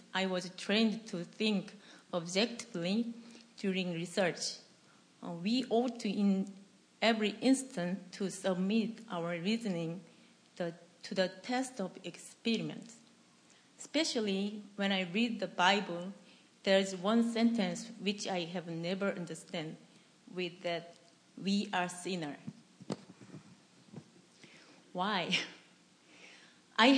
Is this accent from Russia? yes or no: no; South Korea; English is a second language; moved away as an adult